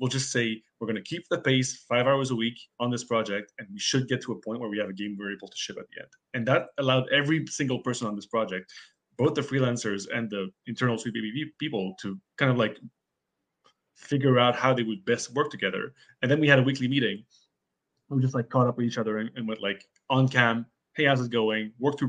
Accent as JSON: {"language": "English", "country": "Canada", "said": "we're Canadian. We don't even have it up here, unfortunately."}